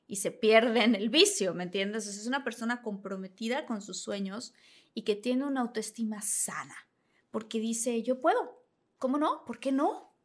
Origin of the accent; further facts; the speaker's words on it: Villahermosa, Tabasco, Mexico; moved away as an adult; Venía de Villahermosa, Tabasco